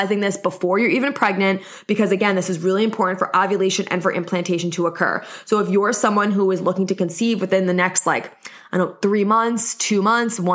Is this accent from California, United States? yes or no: no; New York, United States; accent: New York; I'm in New York, if you couldn't tell by my accent